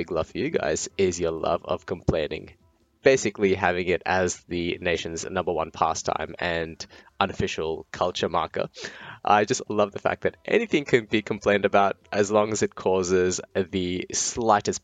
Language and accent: English; Brisbane, Queensland, Australia; also born or lived in India; I am coming to you all the way from Australia, specifically the sunny city of Brisbane, where I've lived nearly all my life